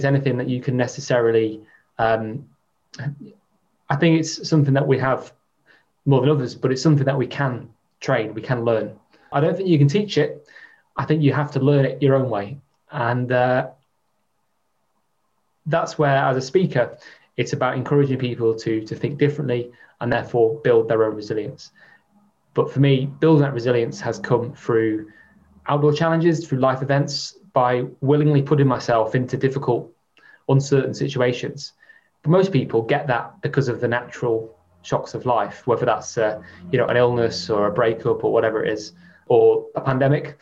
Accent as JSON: {"language": "English", "area": "near Chester", "region": "North West England", "country": "United Kingdom", "tie": "born or raised there", "said": "I was brought up near Chester"}